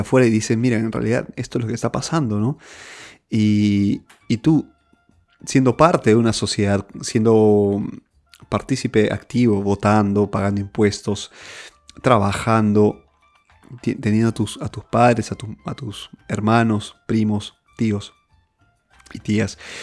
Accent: Peru; moved away; estoy fuera de, del, Perú, en mi país.

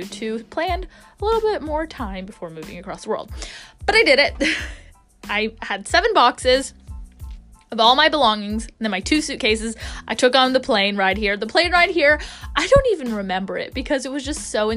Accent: Jacksonville, Florida, United States; accent: American; moved away as an adult; also born or lived in Nashville, Tennessee / New York City / Los Angeles, California; now in London, United Kingdom; I was born and raised in Jacksonville, Florida

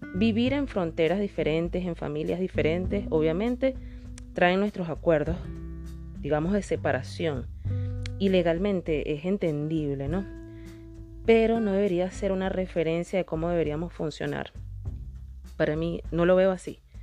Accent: Venezuela; mi país, en el país donde nací, Venezuela

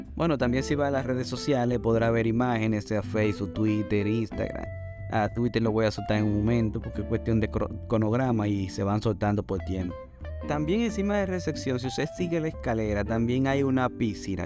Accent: Dominican Republic; nosotros somos dominicanos

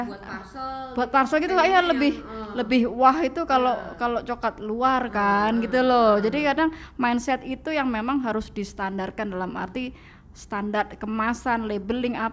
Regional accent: Java, Indonesia; Nah kalau saya kan saya orang Jawa mbak, kalau makan saya pakai tangan, ya kan.

